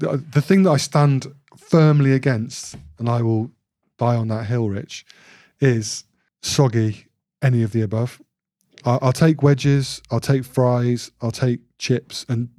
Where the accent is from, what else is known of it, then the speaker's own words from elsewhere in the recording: Bradford, Yorkshire and the Humber, United Kingdom; also born or lived in Royal Leamington Spa / Solihull; I'm a Yorkshireman, born in Bradford Royal Infirmary, big at the Bingley, Deb, Amelia. And then I moved to Royal Leamington Spa, forget the Royal connection. And then a little village outside Solihull in the West Midlands.